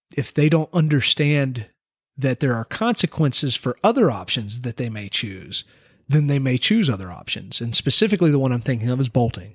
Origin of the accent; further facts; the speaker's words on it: United States; as an American